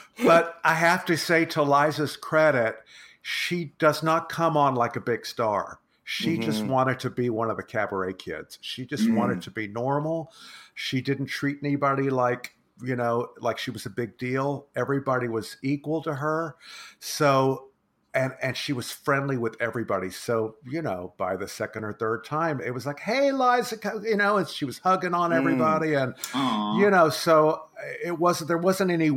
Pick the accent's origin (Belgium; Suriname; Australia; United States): United States; Texas; moved away; I grew up in Texas